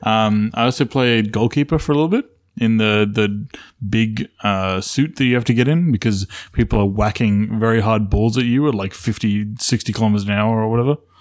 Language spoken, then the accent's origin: English; Australia; I grew up in Australia